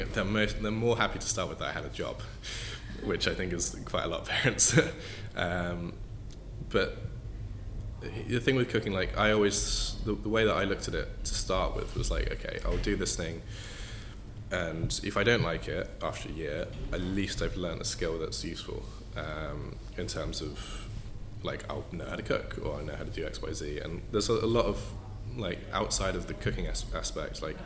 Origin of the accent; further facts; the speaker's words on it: Slough, South East England, United Kingdom; also born or lived in Windsor / Surin, Thailand; I was born in Slough, so just outside of it, so not the best place in the world, dear to my heart